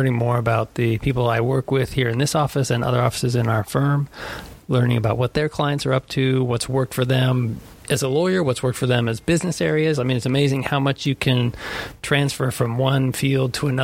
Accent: Medford, Oregon, United States; now in Los Angeles, United States; I grew up in the metropolis of Medford, Oregon, and bounced around from city to city

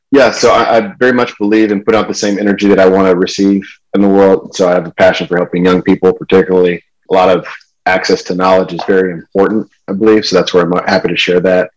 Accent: California, United States; also born or lived in Michigan / Charlotte, North Carolina; I was born in Michigan, grew up in California though.

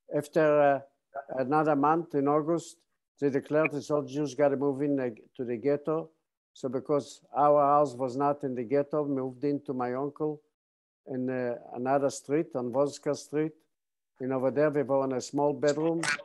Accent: Bialystok, Podlaskie Voivodeship, Poland; now in San Diego, United States; I was born on June 27, 1928, in, in eastern part of Poland, the city of Bialystok.

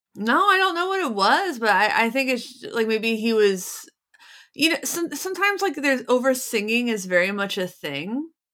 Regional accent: Cincinnati, Ohio, United States; I grew up in Cincinnati

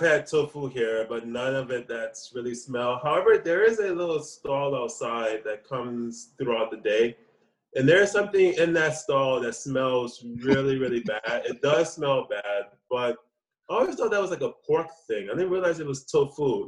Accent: New Orleans, Louisiana, United States; moved away as an adult; also born or lived in Atlanta, Georgia, United States / New York, United States / South Korea; now in Taiwan; my hometown, New Orleans

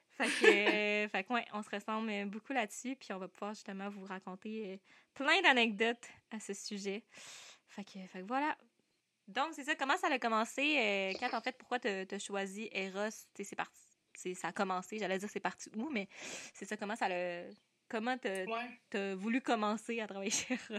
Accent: Sherbrooke, Quebec, Canada; je viens de Sherbrooke, je suis encore aux études.

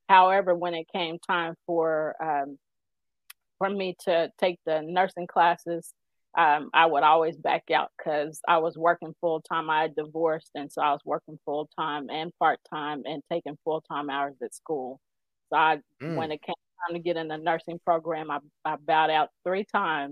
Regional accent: Wichita, Kansas, United States; also born or lived in Oklahoma; I was raised in Wichita. My school years were there

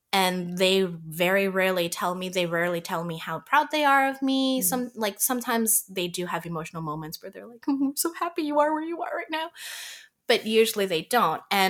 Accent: Toronto, Ontario, Canada; growing up in Canada, I can associate with everyone who also grew up in Canada because I was born here

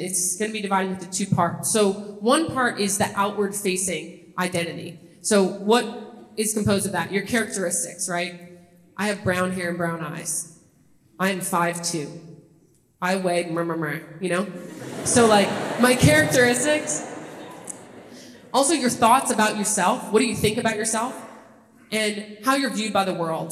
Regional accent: Kenner, Louisiana, United States; moved away as an adult; also born or lived in Los Angeles / Toledo, Ohio; I grew up a little outside New Orleans in a city called Kenner, NOLA

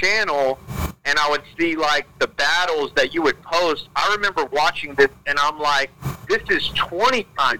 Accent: Houston, Texas, United States; I'm from Houston, Texas.

